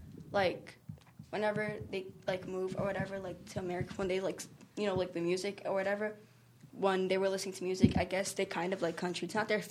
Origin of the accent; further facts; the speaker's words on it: Virginia, United States; I'm from Virginia, there's like a lot of people, like there's a lot of stuff like we did in elementary school that had to do with country music, like hoedowns and stuff. So I kind of grew up